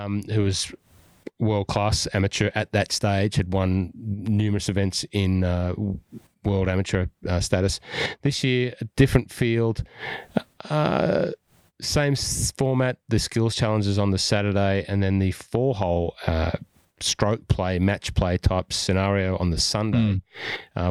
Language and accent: English; Scotland, United Kingdom; now in Melbourne, Australia; being a Scottish golf fan